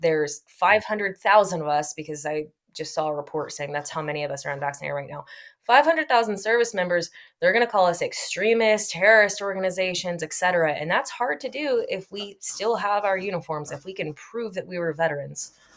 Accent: Texas, United States; I'm from Texas

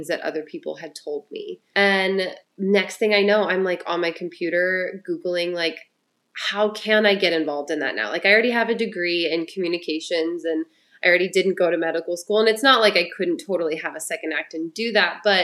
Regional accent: Ohio, United States; moved away; I'm originally from Ohio

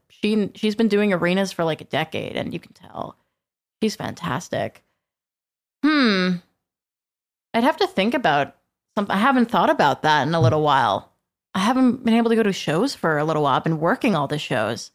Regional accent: Aldergrove, British Columbia, Canada; from where I grew up in Aldergrove.

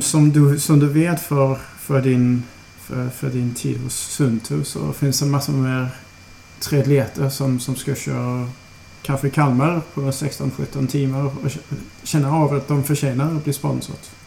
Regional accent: Aarhus, Central Denmark Region, Denmark; Swedish is a second language; moved away as an adult; also born or lived in Copenhagen, Denmark; now in Malmö, Sweden; Jag kommer från eh, Åhus. Så jag kommer från Jylland

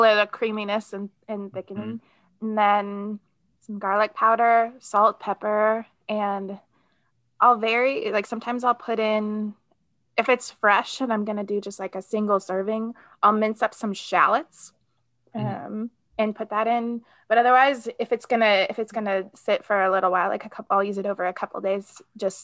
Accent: Midwest, United States; I'm from the Midwest

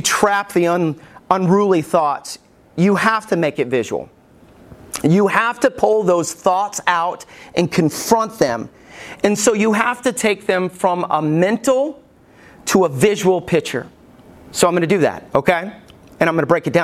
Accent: Alabama, United States; When I was growing up in Alabama

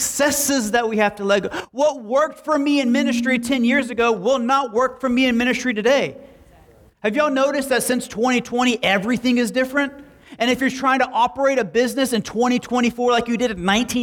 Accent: Slapout, Oklahoma, United States; I was raised in Slapout

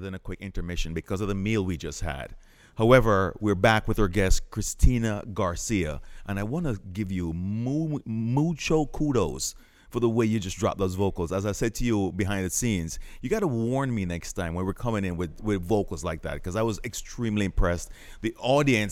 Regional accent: Jamaica; I'm Jamaican

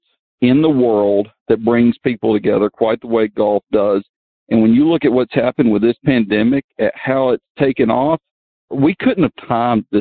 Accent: Georgia, United States; this is my home state. This is my hometown.

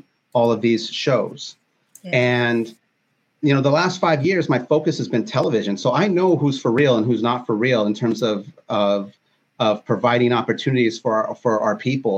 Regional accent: Wilmington, California, United States; my neighborhood where I grew up in Wilmington.

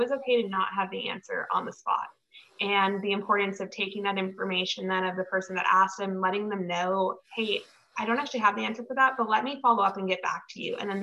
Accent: Eastern Washington, United States; moved away; growing up in Eastern Washington

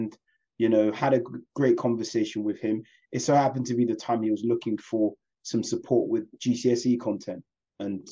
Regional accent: London, United Kingdom; I was born and raised in West London.

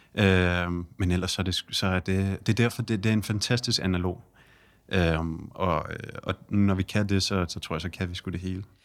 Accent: Denmark; vi kommer fra Danmark

